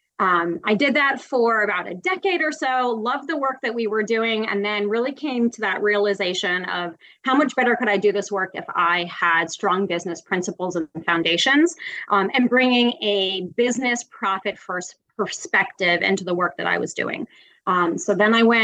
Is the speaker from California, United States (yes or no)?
no; Western Massachusetts, United States; moved away as an adult; also born or lived in Middle East / Latin America; now in Chicago, United States; where I grew up in Western Massachusetts